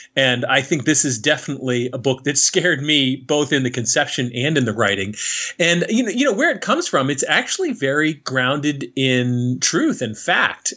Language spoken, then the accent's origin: English; Connecticut, United States; moved away as an adult; also born or lived in Newark, New Jersey; I'm a kid from Connecticut, right? Uh, a, a nice, namby pamby white suburb